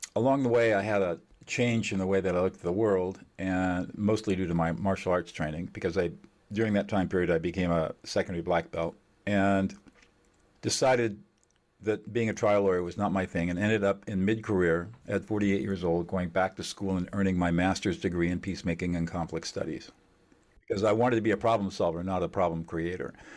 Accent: Southern California, United States; I was born in Southern California

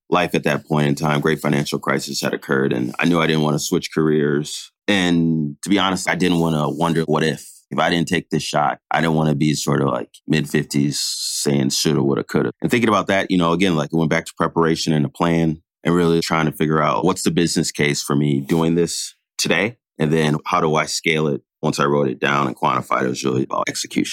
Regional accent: Milwaukee, Wisconsin, United States; I grew up in Milwaukee, Wisconsin, oldest of three boys

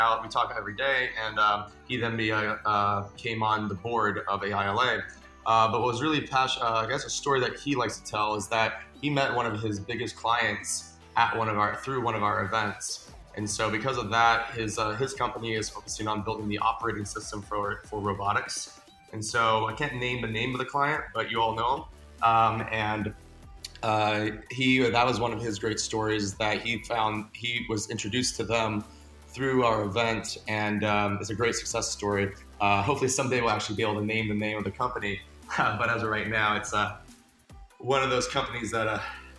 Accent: Los Angeles, California, United States; I'm born and raised in Los Angeles. I'm actually a third generation. So I've also never lived anywhere else.

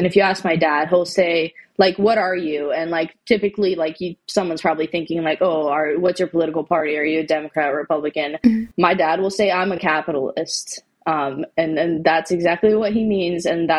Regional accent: California, United States; And so that's why I'm from California.

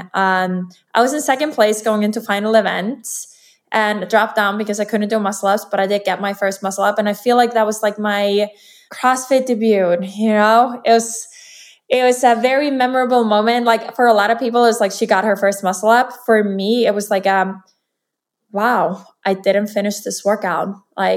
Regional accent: Iceland; I'm from Iceland, and I'm a professional athlete

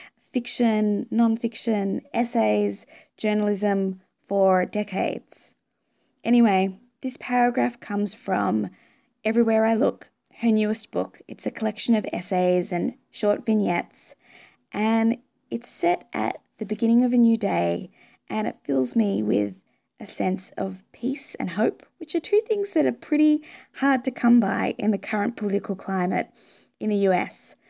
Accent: Melbourne, Victoria, Australia; now in United States; my hometown of Melbourne

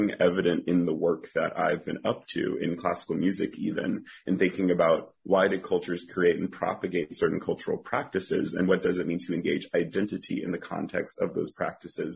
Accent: Northern Virginia, United States; Everyone in my family sang growing up in the Black Baptist Church in Northern Virginia that I went to, Providence Baptist

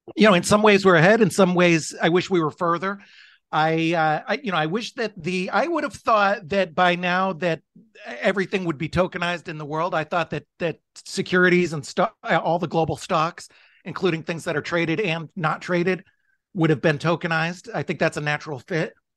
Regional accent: United States; I'm American

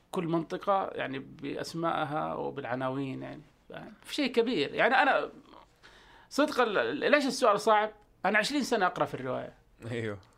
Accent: Jeddah, Makkah Province, Saudi Arabia; ابن جده

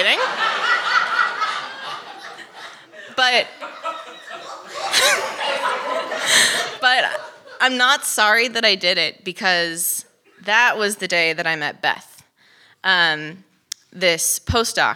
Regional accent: Los Angeles, California, United States; moved away as an adult; also born or lived in Utah; I was from Los Angeles.

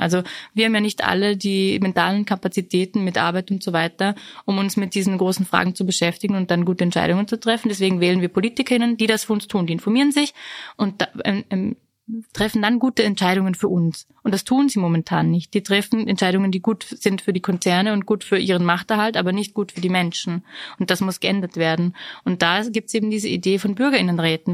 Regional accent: Vorarlberg, Austria; Und ich bin ja aus Vorarlberg

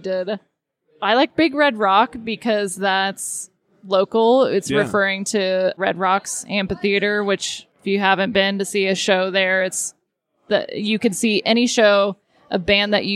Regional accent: Texas, United States; I grew up in Texas

